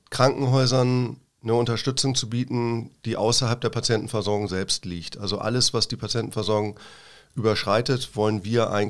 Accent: Hamburg, Germany; now in Freiburg, Germany; Richtig, also ich komme zumindest aus der Gegend da, genau.

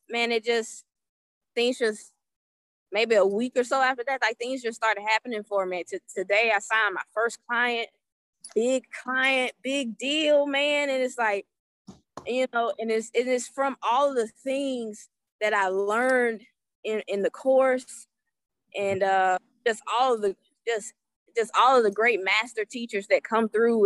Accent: Thomasville, Georgia, United States; born and raised, I'm from Thomasville, Georgia

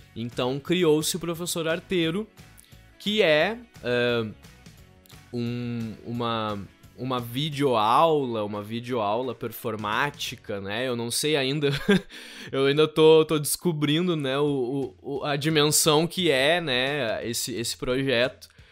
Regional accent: Canguçu, Rio Grande do Sul, Brazil; also born or lived in Pelotas; Na minha cidade natal, que eu sou natural de Canguçu.

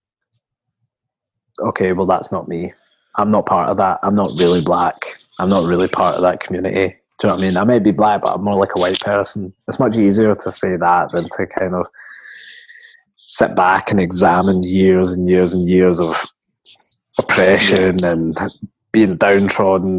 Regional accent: Coatbridge, Scotland, United Kingdom; I grew up in Coatbridge, like, white family, white friends

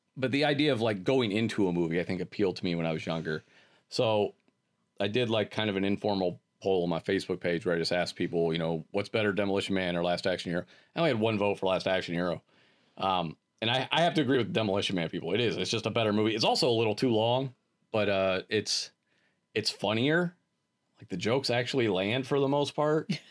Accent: Akron, Ohio, United States; growing up in Akron, there was a theater

